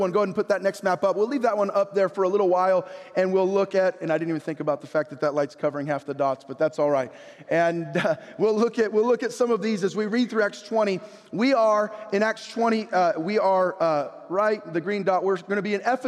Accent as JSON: {"language": "English", "town": "San Jose", "region": "California", "country": "United States", "tie": "born or raised there", "moved": "as an adult", "said": "I was born in San Jose."}